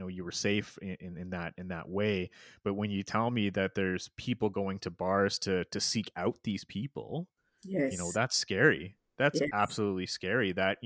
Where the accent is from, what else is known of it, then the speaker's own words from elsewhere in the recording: Toronto, Ontario, Canada; moved away as an adult; now in Alberta, Canada; I grew up in Toronto, Ontario, Canada